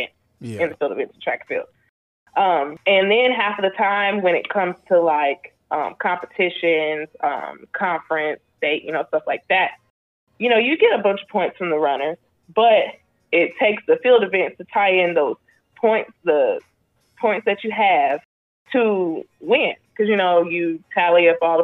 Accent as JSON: {"language": "English", "region": "Oklahoma", "country": "United States", "tie": "born or raised there", "said": "I'm from Oklahoma, a very small town in Oklahoma"}